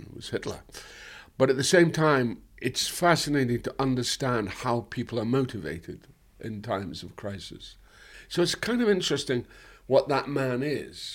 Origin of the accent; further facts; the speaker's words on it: Dundee, Scotland, United Kingdom; my hometown was an interesting hometown because Dundee was ostensibly